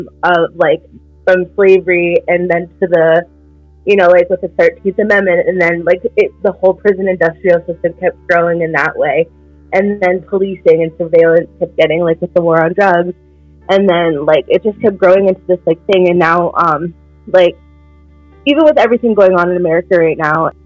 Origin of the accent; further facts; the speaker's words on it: Biddeford, Maine, United States; growing up in Biddeford